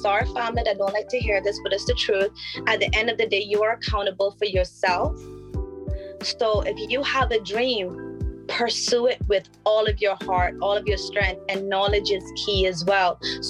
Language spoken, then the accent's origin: English; Georgetown, Demerara-Mahaica, Guyana; And I say it from where I come from. So from Georgetown, my mama is from Dog City. And I was raised in Dog City, which a lot of people don't know.